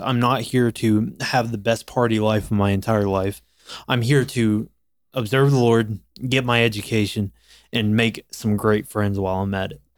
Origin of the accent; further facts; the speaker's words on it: Florence, South Carolina, United States; I came from a technical school of my hometown in South Carolina um I'm actually from Florence, South Carolina